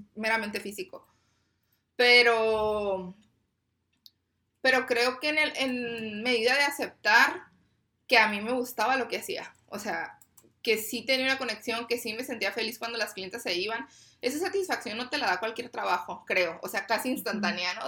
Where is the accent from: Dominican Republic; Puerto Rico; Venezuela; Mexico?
Mexico; Tijuana, Baja California; yo soy de aquí de Tijuana